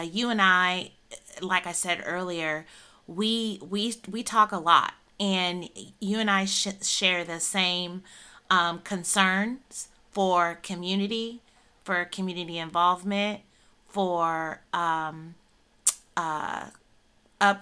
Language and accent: English; Northern Illinois, United States; I am born and raised in Northern Illinois